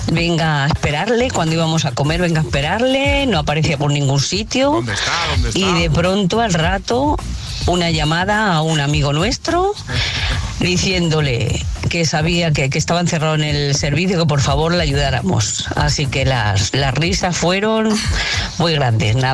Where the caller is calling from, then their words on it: Fuenlabrada, Community of Madrid, Spain; Buenos días, agitadores. … de Fuenlabrada.